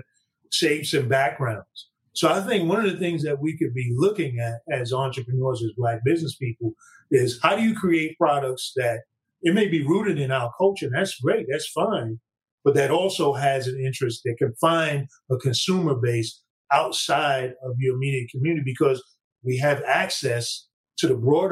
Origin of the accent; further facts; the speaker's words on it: New York City, New York, United States; I'm a guy from Brooklyn